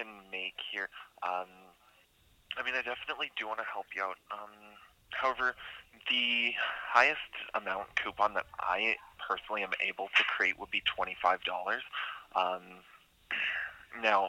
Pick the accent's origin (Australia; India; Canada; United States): Canada; Manitoba; I'm from Manitoba